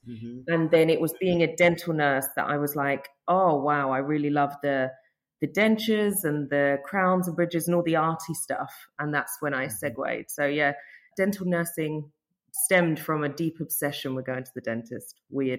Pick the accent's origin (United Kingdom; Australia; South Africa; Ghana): United Kingdom; London; moved away as an adult; now in Dorset, United Kingdom; I'm from London, sort of South London